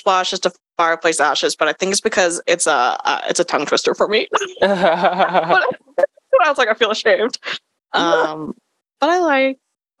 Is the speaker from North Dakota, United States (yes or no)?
no; Kentucky, United States; Maybe it's because I'm from Kentucky.